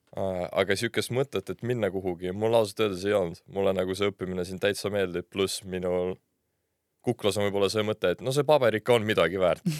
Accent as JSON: {"language": "Estonian", "town": "Tartu", "region": "Tartu County", "country": "Estonia", "tie": "born or raised there", "moved": "as an adult", "lives_now": "Tallinn, Estonia", "said": "ma olen ise Tartust pärit, lõpetasin seal põhikooli, siis gümnaasiumi"}